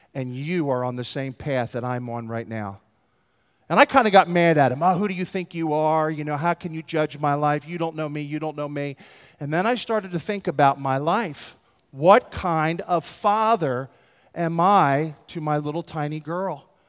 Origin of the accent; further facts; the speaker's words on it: Philadelphia, Pennsylvania, United States; I'm from Philadelphia, in West Philadelphia, born and raised